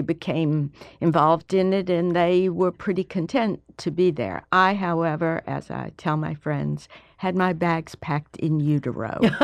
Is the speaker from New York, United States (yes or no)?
no; Alabama, United States; moved away as an adult; I was the first person from Alabama since nineteen eighteen to go